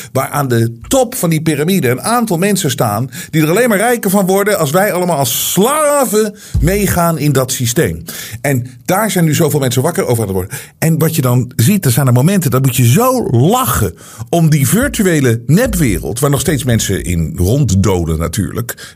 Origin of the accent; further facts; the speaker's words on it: Netherlands; ik denk zelf opgroeiend ook in Nederland